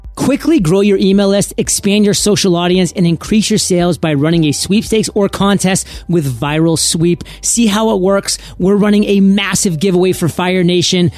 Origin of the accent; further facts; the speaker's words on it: New England, United States; moved away; I was born and raised in New England.